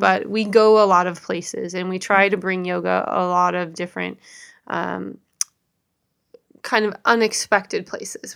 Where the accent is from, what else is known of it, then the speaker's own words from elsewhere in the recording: Seattle, Washington, United States; both were born and raised in the Seattle area.